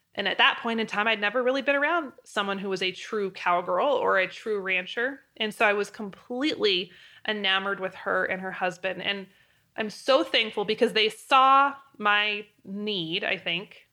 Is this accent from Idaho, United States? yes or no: yes; Moscow, Idaho, United States; moved away as an adult; also born or lived in Wyoming; University of Idaho was in my hometown